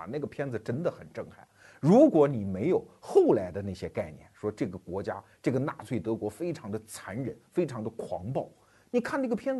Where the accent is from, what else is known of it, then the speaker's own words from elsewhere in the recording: China; 我作为一个中国人